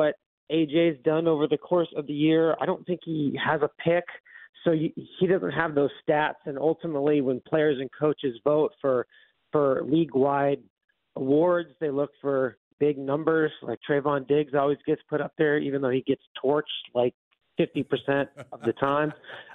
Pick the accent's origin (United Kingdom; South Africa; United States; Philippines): United States; the South; I'm from the South